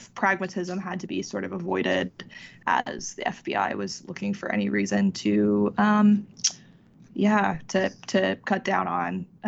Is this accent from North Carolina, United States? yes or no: yes; North Carolina, United States; my home state of North Carolina